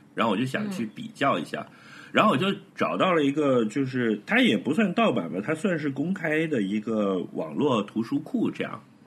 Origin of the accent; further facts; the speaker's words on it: Hebei, China; moved away; also born or lived in Baoding; 我的老家河北